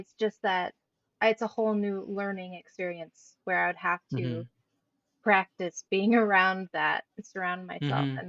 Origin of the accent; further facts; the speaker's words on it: United States; accent: American English; first language English; moved away as an adult; now in Sweden; I think for me, it would be American English just because I grew up with that.